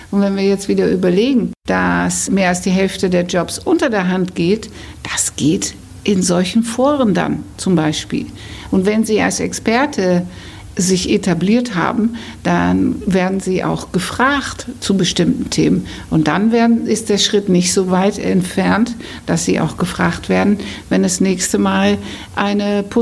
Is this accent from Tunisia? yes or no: no; Netherlands; now in Hamburg, Germany; weil ich immer erzähle, ich bin Holländerin und ich bin Karriereberaterin in Hamburg.